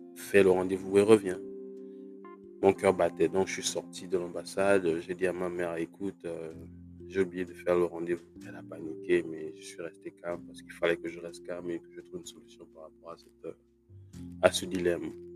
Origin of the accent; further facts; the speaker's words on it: Gabon; moved away as an adult; also born or lived in Libreville, Gabon / France; now in United States; j'ai grandi au Gabon